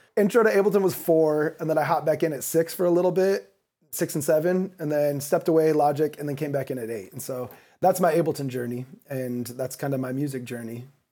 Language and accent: English; Kalamazoo, Michigan, United States; moved away as an adult; also born or lived in Chicago / New York; now in Los Angeles, United States; I grew up in Kalamazoo, Michigan, right in between Detroit and Chicago.